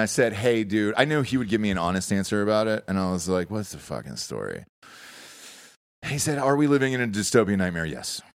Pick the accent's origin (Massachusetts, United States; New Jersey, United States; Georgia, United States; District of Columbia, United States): Georgia, United States; also born or lived in Los Angeles; now in Austin, United States; Growing up in Georgia, Nobody celebrated Black History Month like, uh, like us in Georgia down there